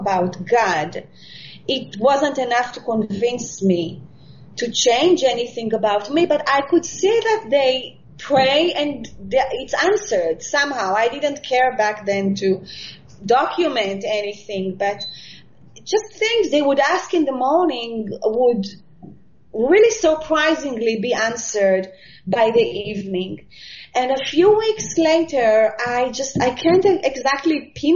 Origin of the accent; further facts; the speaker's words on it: Israel; born in Israel and I live here